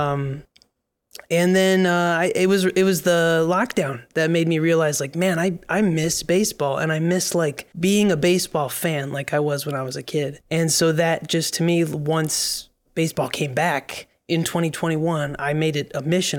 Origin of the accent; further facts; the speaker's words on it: Michigan, United States; now in New York, United States; we're both from the Great Lakes State. Um, we both grew up Tigers fans.